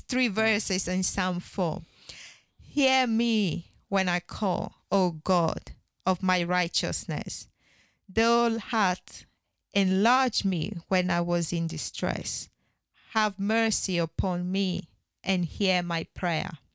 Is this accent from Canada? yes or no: no; Ghana; I'm Ghanaian